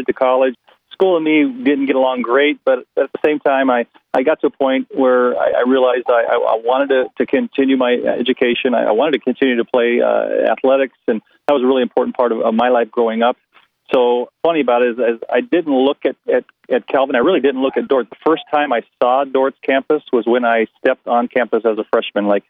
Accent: Escalon, California, United States; moved away as an adult; now in Haiti; I grew up in the Central Valley of Northern California, a little town called Escalon, near Ripon

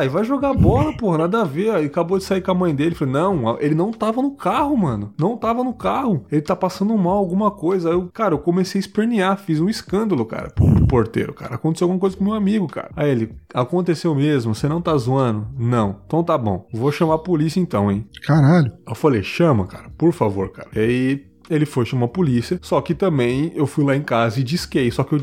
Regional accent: Pernambuco, Brazil; moved away; also born or lived in Santa Catarina; Meu conterrâneo, sou do Pernambuco também. É, então a gente morava em São Paulo na época

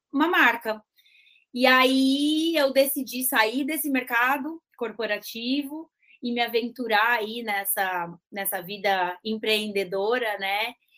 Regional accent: interior of São Paulo, Brazil; minha família é do interior

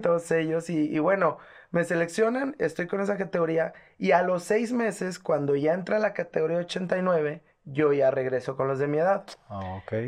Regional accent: Guadalajara, Jalisco, Mexico; also born or lived in La Piedad, Michoacán; soy de aquí de Guadalajara, Jalisco. Nací aquí el, el 21 de julio del 89

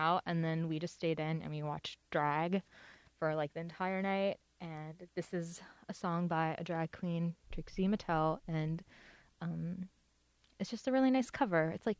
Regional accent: Canada; I talk about being Canadian a lot.

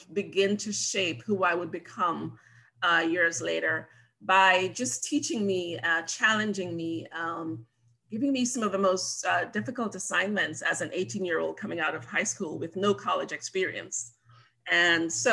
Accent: Jamaica; moved away; also born or lived in Montego Bay / St. Mary; I was born and raised on the beautiful island of Jamaica, and grew up there until high school

